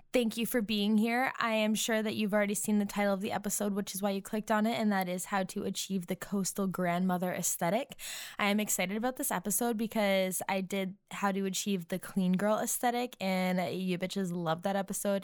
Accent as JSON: {"language": "English", "region": "Massachusetts", "country": "United States", "moved": "yes", "lives_now": "Nashville, United States", "said": "as a New Englander, because I'm from Massachusetts, but I am now living in Nashville"}